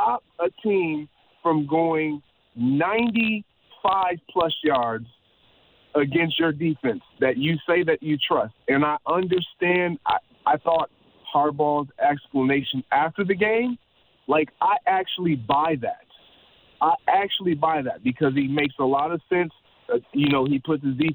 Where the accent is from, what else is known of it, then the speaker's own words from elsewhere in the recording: Michigan, United States; I'm from Michigan